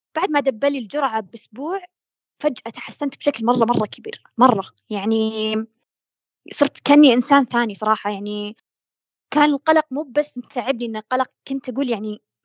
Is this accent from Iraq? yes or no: no; Saudi Arabia; عندنا بالسعودية